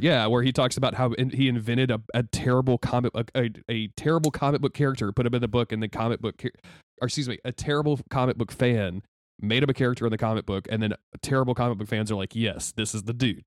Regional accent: the South, United States; a white cis dude growing up in the South.

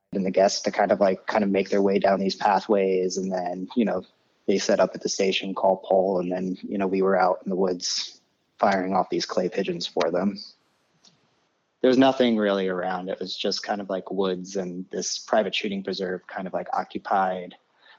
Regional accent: Poughquag, New York, United States; I grew up in Poquag, New York. It's located like 2 hours north of the city

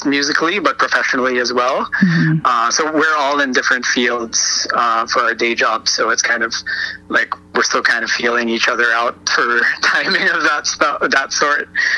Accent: Philippines; moved away; I grew up back in the Philippines

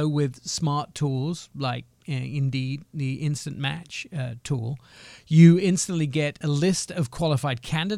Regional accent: England, United Kingdom; I'd have looked like the white pasty boy that I am from England.

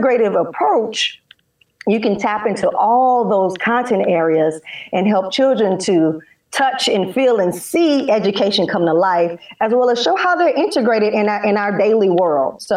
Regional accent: St. Louis, Missouri, United States; now in Atlanta, United States; I'm from St. Louis

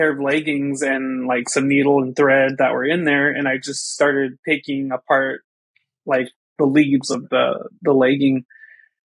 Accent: Crow Indian Reservation, Montana, United States; moved away as an adult; also born or lived in White Cone, Arizona; I was born and raised on the Crow Indian Reservation in Montana.

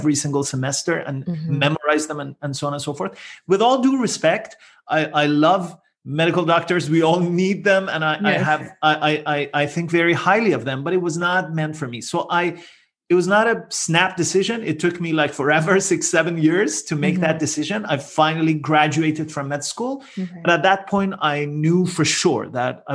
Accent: Iran; moved away as an adult; also born or lived in Netherlands; now in Toronto, Canada; I'm originally from Iran, but then my wife and I moved to the Netherlands and eventually we landed in Toronto, Canada.

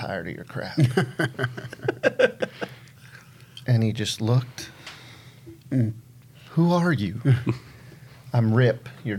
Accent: Branson, Missouri, United States; I grew up down in Branson

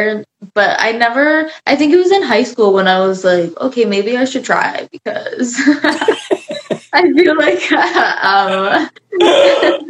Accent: Arkansas, United States; moved away; growing up in Arkansas

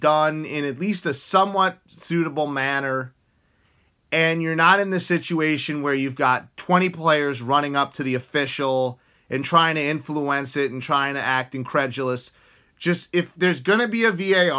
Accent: United States; I'm from the United States

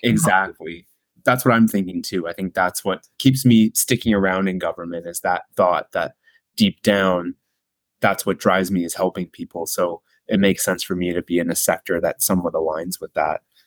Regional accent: Burlington, Ontario, Canada; I went to high school in Burlington, Ontario, which is just about 45 minutes or so from Toronto. So that's where I grew up and went to high school

